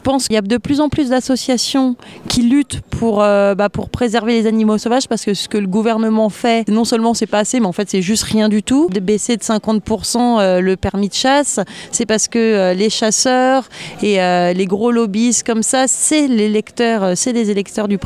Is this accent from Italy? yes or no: no; France; du coup, bah comme je suis française, je me suis dit bah, je vais déjà protéger les animaux qu'il y a dans mon pays.